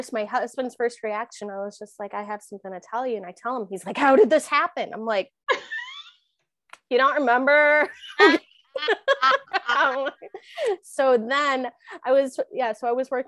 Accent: Florida, United States; also born or lived in Sault Ste. Marie, Michigan / Canada; the house that I grew up in Florida

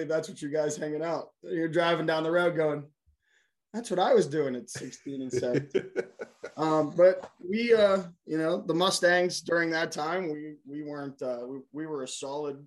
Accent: Pittsburgh, Pennsylvania, United States; also born or lived in Plum, Pennsylvania; I grew up in the South Hills

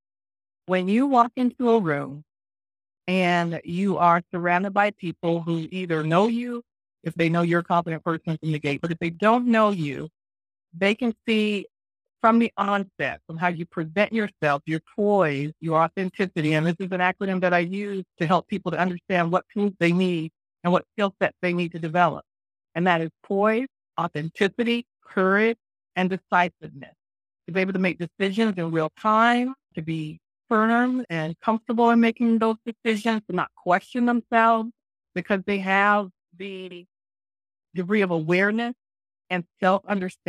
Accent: Florida, United States; moved away as an adult; I was born and raised in Florida, attended the University of Florida

